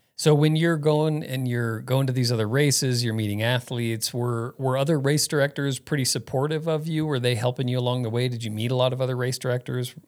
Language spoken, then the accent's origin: English; Phoenix, Arizona, United States; moved away as an adult; Growing up in Phoenix